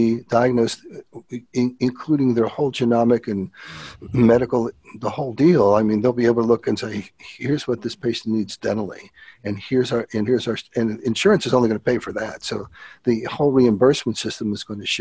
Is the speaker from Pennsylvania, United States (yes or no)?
yes; Philadelphia, Pennsylvania, United States; I'm from Philly